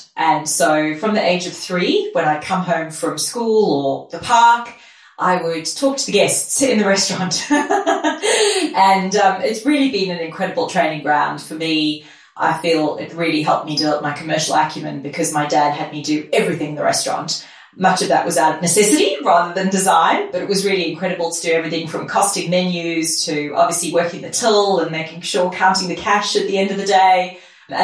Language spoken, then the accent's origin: English; South Africa; I grew up in my dad's restaurant, and my dad came to South Africa as an immigrant and set up his own restaurant.